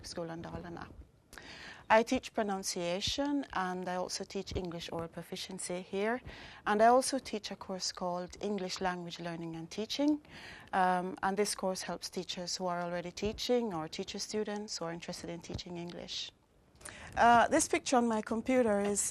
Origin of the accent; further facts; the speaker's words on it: Montego Bay, Saint James, Jamaica; moved away as an adult; now in Sweden; I was born in Montego Bay, Jamaica. I came to Sweden about 10 years ago